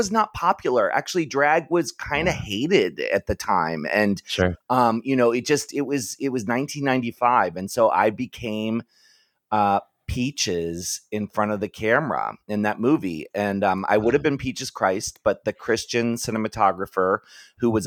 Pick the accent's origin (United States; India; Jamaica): United States; Maryland; moved away; I grew up in Maryland